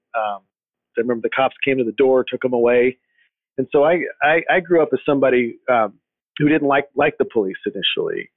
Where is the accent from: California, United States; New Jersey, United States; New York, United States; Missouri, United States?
California, United States; Riverside; moved away as an adult; also born or lived in San Bernardino / Los Angeles / Washington D.C.; now in Texas, United States; I was born and raised in in Southern California, uh, in uh, what's known as the Inland Empire area, uh, Riverside